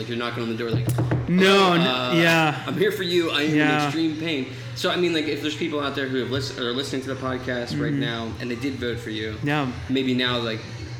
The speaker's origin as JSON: {"language": "English", "town": "Conshohocken", "region": "Pennsylvania", "country": "United States", "tie": "born or raised there", "said": "I grew up in Conshohocken, 19428 zip code, just outside."}